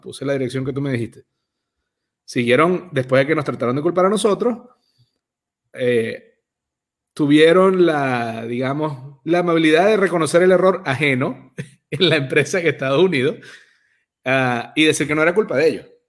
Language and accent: Spanish; Venezuela; moved away; ambos somos emigrantes eh, venezolanos